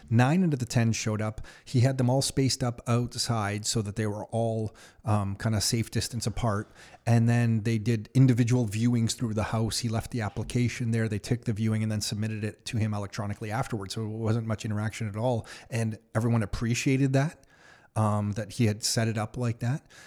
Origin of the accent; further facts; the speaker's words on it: Canada; as a Canadian